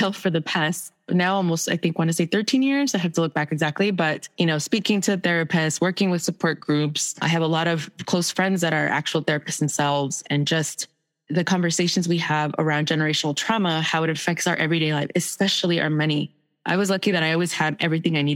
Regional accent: El Salvador; moved away; I'm from El Salvador. So most of my family fled during the Civil War.

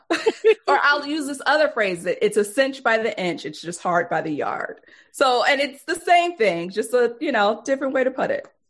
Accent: Detroit, Michigan, United States; We grew up poor in Detroit.

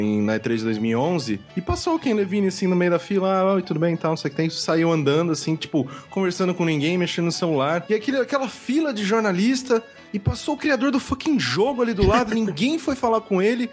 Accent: Brazil; eu sou do Brasil

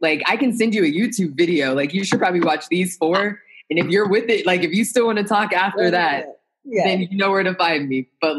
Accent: Midwest, United States; Like, I was the only daughter, only Black daughter of two military parents, and I grew up in the Midwest. Like, I talk like this because I grew up all over the place.

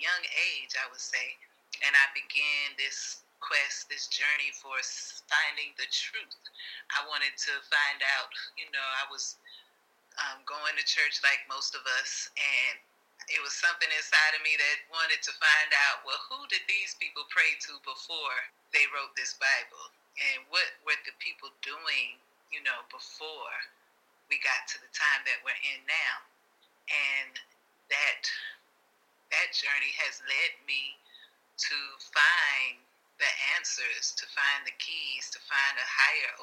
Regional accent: Chicago, Illinois, United States; also born or lived in Virginia; I actually am from Chicago. I grew up in Chicago.

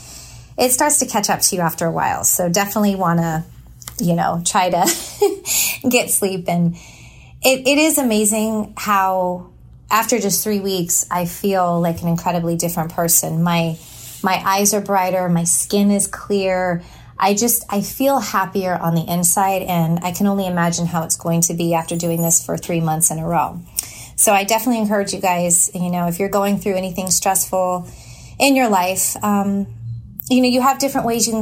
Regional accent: Walnut Creek, California, United States; I grew up in California. I was actually born in Walnut Creek

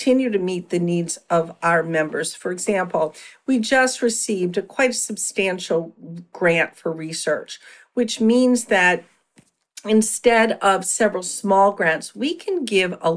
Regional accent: Philadelphia, Pennsylvania, United States; I had a solo private practice for many years in my hometown of Philadelphia

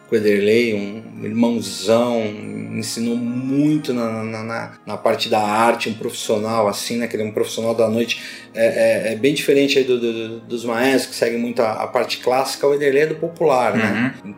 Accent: São Paulo, Brazil; eu sou aqui do bairro de Pirituba, nasci aqui no bairro de Pirituba

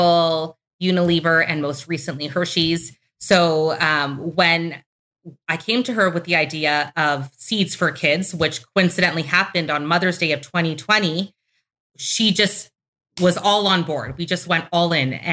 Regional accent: Toronto, Ontario, Canada; We're both Canadians. We grew up in Toronto, Canada

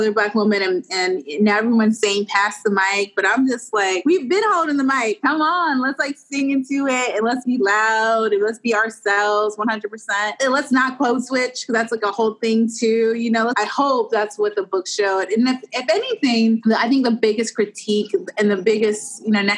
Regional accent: Washington, District of Columbia, United States; moved away; I'm from Washington, D.C. originally

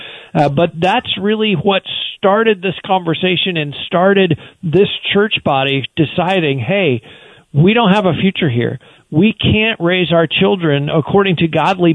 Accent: United States; as American Christians

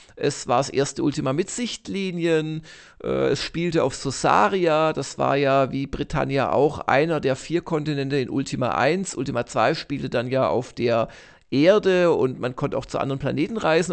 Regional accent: Ilsfeld, Baden-Württemberg, Germany; in Ilsfeld waren, in meinem Heimatdorf

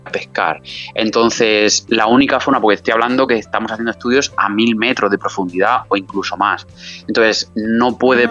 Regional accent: San Miguel de Salinas, Valencian Community, Spain; moved away as an adult; also born or lived in Murcia / England; now in Madrid, Spain; hasta el año pasado yo estaba viviendo en, mi pueblo, San Miguel de Salinas

